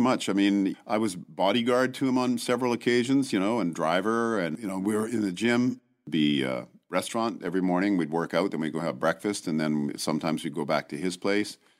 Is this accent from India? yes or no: no; Vancouver, British Columbia, Canada; moved away; Oh, Vancouver